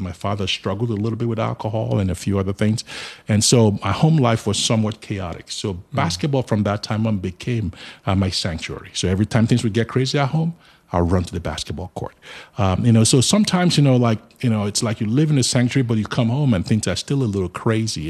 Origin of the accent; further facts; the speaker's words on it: Nigeria; moved away as an adult; now in Charlotte, United States; I was born in Nigeria, but I live in the United States of America now.